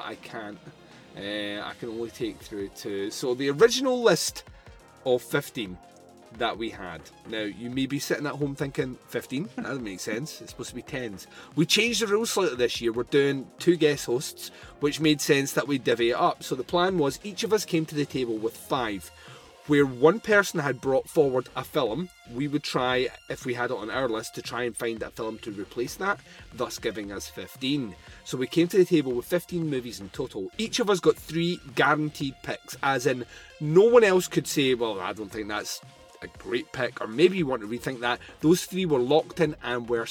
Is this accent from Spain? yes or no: no; Scotland, United Kingdom; I'm Scottish